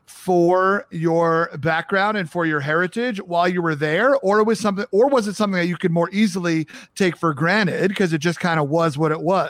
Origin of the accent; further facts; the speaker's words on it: Long Island, New York, United States; accent: New York; moved away as an adult; also born or lived in the South / Atlanta / North Carolina; now in Minnesota, United States; I grew up on Long Island in New York.